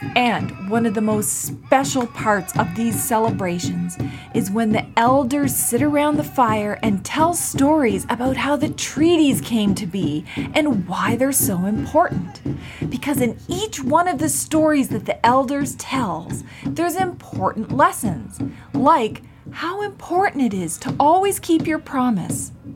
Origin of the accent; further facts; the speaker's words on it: Canada; I'm from the Mi'kmaq Nation